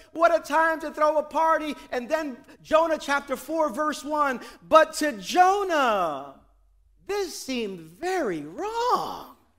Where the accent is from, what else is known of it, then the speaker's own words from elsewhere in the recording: New York City, New York, United States; I pride myself as a New Yorker